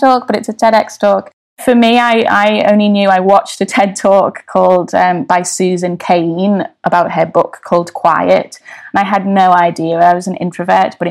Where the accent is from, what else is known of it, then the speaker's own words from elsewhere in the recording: Liverpool, North West England, United Kingdom; now in London, United Kingdom; where I grew up in Everton